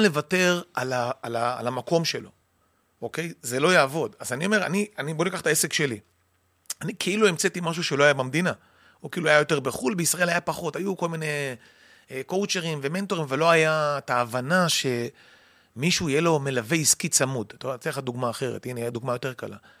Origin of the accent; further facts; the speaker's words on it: Kiryat Motzkin, Haifa District, Israel; אני גדלתי במקום שנקרא מוצקין, קריית